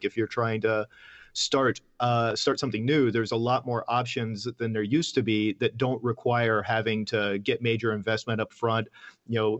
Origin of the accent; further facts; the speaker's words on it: Atlanta, Georgia, United States; moved away as an adult; also born or lived in Osaka, Japan; I grew up in Atlanta, in Georgia